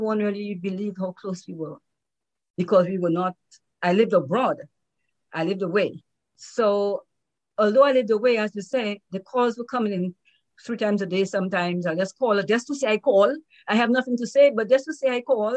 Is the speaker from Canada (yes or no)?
no; Dominica; I'm from Dominica